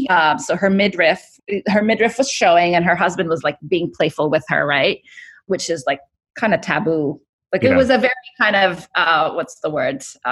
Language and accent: English; Kuwait; also born or lived in Cairo, Egypt; So my parents, I was born in Cairo, but right after they moved to Kuwait